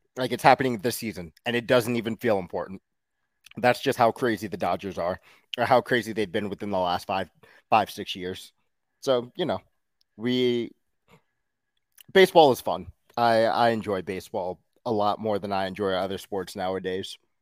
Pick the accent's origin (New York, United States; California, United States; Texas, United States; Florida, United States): New York, United States; New York City; I'm from Queens